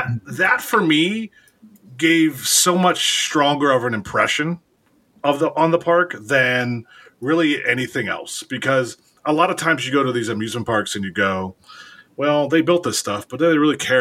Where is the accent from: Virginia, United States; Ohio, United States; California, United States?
Ohio, United States; I'm from Ohio